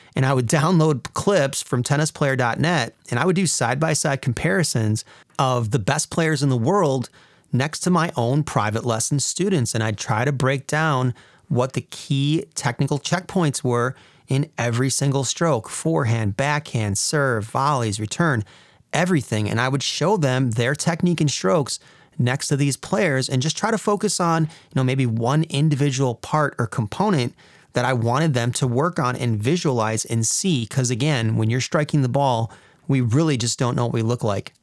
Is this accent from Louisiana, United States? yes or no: no; Wisconsin, United States; I was getting homesick from Wisconsin